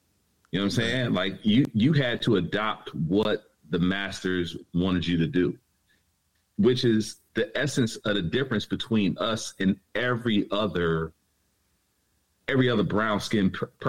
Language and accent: English; United States; As an American African